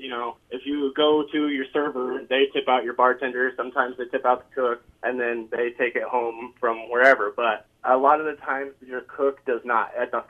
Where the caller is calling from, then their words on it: West Des Moines, Iowa, United States; I'm calling from West Des Moines.